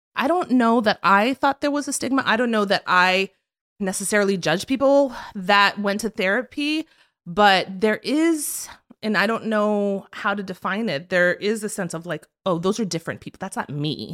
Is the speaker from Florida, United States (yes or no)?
yes; South Florida, United States; moved away as an adult; now in New York, United States; I was born in New York, but I was raised in South Florida